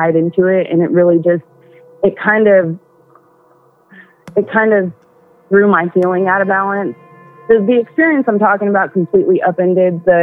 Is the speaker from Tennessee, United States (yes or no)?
yes; Tennessee, United States; I'm from Tennessee.